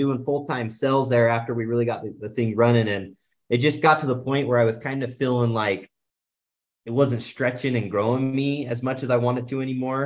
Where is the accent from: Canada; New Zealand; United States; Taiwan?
United States; Southeast Idaho; growing up in Southeast Idaho